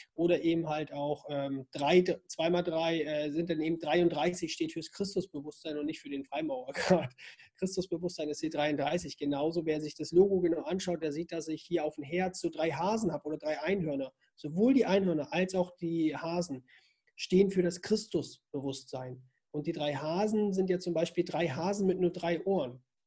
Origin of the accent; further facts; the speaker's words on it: Zerbst, Saxony-Anhalt, Germany; also born or lived in Northern Germany; now in Austria; Geboren bin ich aber in Sachsen-Anhalt, in Zerbst